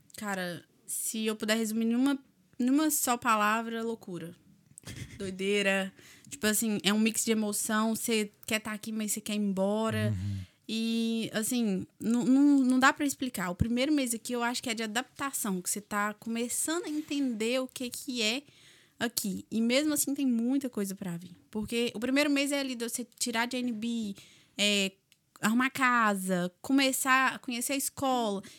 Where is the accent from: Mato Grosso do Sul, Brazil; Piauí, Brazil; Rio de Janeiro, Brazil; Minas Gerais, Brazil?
Minas Gerais, Brazil; accent: mineiro; moved away as an adult; now in Ireland